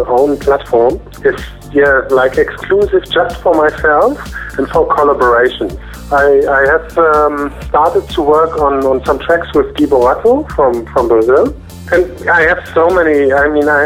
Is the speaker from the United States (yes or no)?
no; Cologne, North Rhine-Westphalia, Germany; I'm from Cologne in Germany